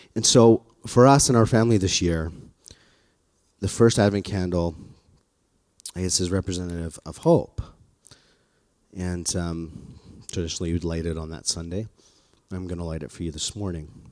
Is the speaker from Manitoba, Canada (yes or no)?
no; Calgary, Alberta, Canada; born or raised there; moved away